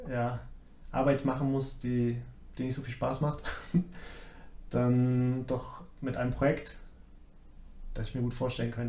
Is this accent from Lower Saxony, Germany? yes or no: yes; Braunschweig, Lower Saxony, Germany; moved away as an adult; also born or lived in Dresden / Mannheim; now in Munich, Germany; Braunschweig, mhm. so meine Heimat. Und habe lange in Dresden studiert, dort auch gearbeitet ja, mal ein Jahr in Mannheim gearbeitet, wieder in Dresden gearbeitet.